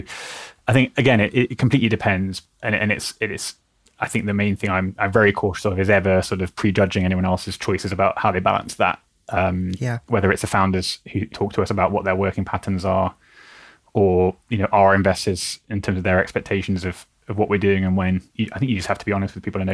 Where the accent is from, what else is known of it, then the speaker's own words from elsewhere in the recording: United Kingdom; We're naturally cautious of asking for help as British people